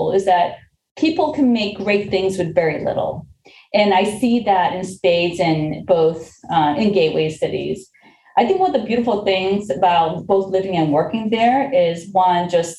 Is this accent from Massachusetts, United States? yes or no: yes; Lawrence, Massachusetts, United States; also born or lived in Korea; I was not born in this country. I came from Korea at a very young age. And when my family first moved here, we actually lived in the city of Lawrence